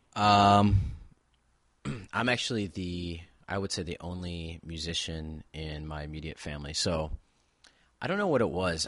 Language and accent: English; Buffalo, New York, United States; I'm from Buffalo, New York